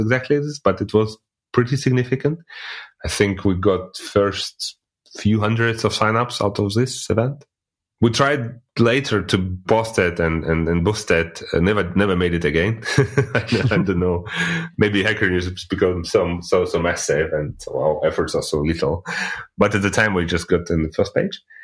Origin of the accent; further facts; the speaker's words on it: Russia; now in Germany; I'm originally coming from Russia, but living in Germany since like already 18 years